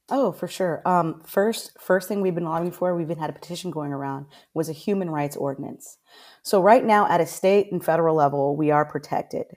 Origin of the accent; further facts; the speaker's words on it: Orlando, Florida, United States; moved away as an adult; now in Pasco County, United States; I'm originally from Orlando